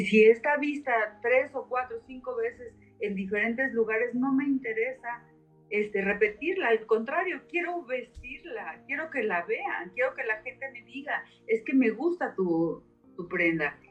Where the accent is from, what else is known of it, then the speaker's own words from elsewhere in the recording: Mexico; vengo de México